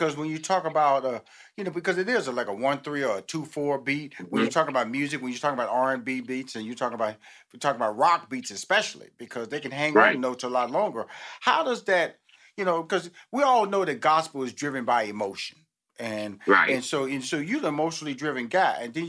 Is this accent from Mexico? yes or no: no; Houston, Texas, United States; You know, I'm from Houston, Texas. I have six sisters, two brothers